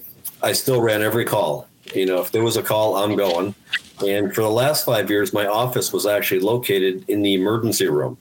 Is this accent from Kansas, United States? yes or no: no; Albany, New York, United States; also born or lived in Guilderland, New York / Germany; I was born and raised in Albany, lived in Gilderland since I was 10